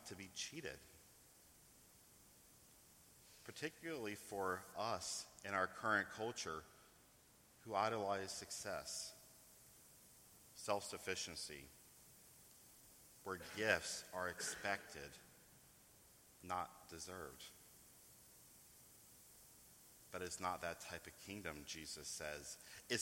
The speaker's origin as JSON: {"language": "English", "region": "East Coast", "country": "United States", "also_born_or_lived": "New York", "said": "I come from the East Coast. I still live in New York"}